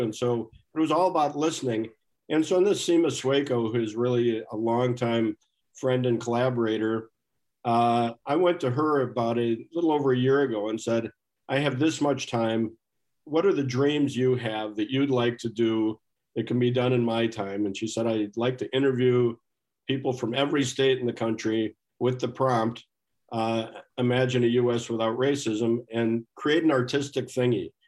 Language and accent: English; Minnesota, United States; as a Minnesotan